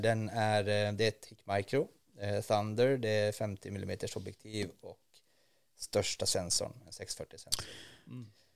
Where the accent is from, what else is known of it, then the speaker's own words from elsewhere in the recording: Norrland, Sweden; uppe på, eh, i Norrland där jag kommer ifrån